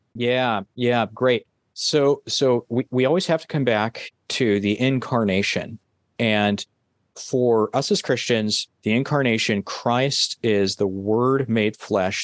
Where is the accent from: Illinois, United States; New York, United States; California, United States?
California, United States; my home state, California.